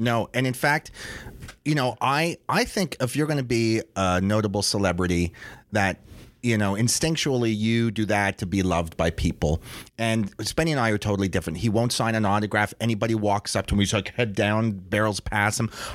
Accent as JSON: {"language": "English", "town": "Toronto", "region": "Ontario", "country": "Canada", "said": "we're two Jews from Toronto"}